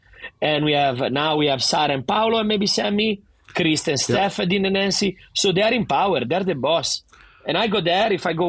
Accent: Sydney, New South Wales, Australia; accent: Italian; I go there, where are you from? Sydney. Yeah, you don't sound Australian. No shit, I don't sound Australian. I have the fucking thickest Italian accent ever, but I want to represent.

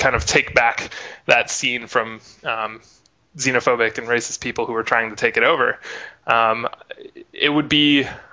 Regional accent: Wisconsin, United States; moved away; drew me here from Wisconsin

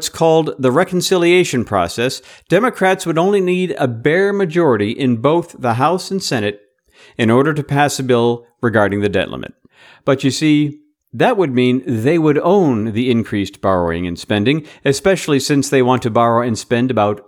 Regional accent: Atlanta, Georgia, United States; my hometown boys, the Atlanta Braves

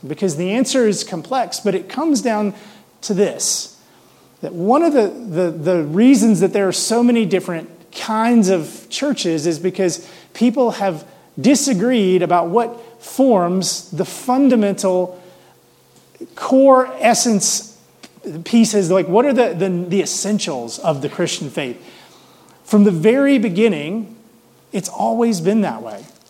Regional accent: Mississippi, United States; now in Denver, United States; I grew up in the South, in Mississippi.

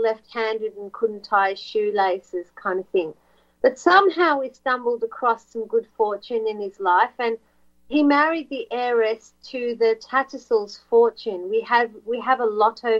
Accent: Australia; now we're on an island continent

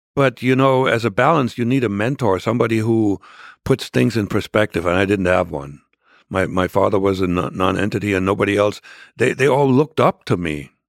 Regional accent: Germany; English is a second language; moved away as an adult; also born or lived in Jena, Germany; now in United States; I was born into a, the remote e, southeastern corner, uh, of, of East Germany

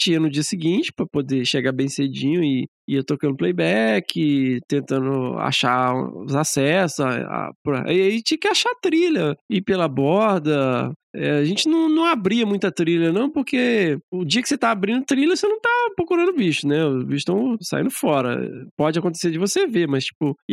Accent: Minas Gerais, Brazil; Como que eu sou mineiro, agonia, né?

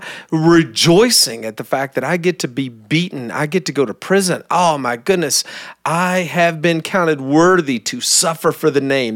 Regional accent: Kentucky, United States; moved away; I barely speak English. I'm from Kentucky

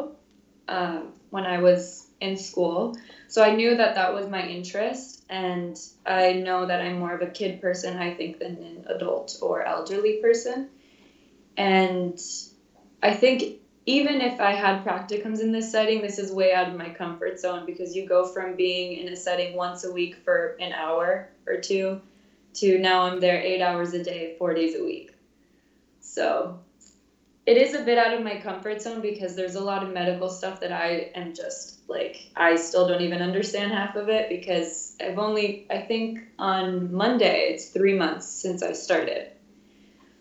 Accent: Fort Lauderdale, Florida, United States; moved away as an adult; now in Chicago, United States; I am from Fort Lauderdale, which is about a 45-minute drive from the University of Miami. So always lived in Florida until now.

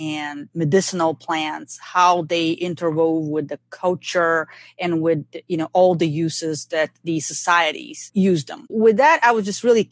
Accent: Bulgaria; now in Georgia, United States; when I was growing up in Bulgaria

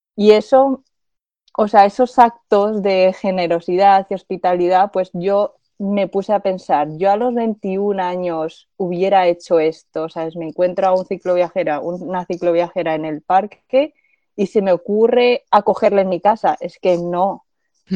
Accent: Zaragoza, Aragon, Spain; moved away as an adult; also born or lived in Madrid; soy de Zaragoza, nací y crecí en Zaragoza y soy de origen chino

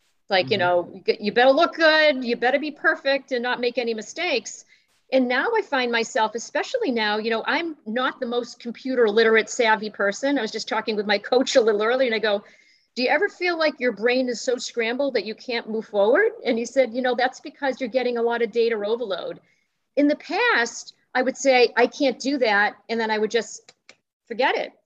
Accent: Boston, Massachusetts, United States; also born or lived in Wellesley; I'm originally from Boston.

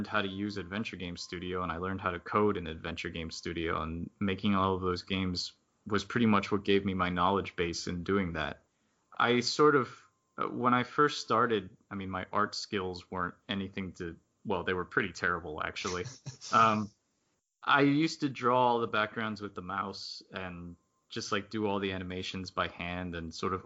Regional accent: South Florida, United States; since I grew up in South Florida

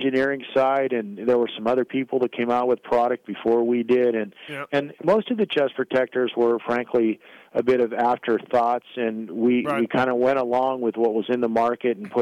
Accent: Valencia, California, United States; I grew up in Valencia

